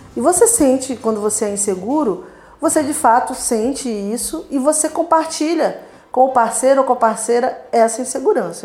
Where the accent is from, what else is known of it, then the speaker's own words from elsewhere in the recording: Rio de Janeiro, Brazil; eu venho da periferia e lá, lá na minha comunidade, lá na minha, na minha terra natal, Fumacê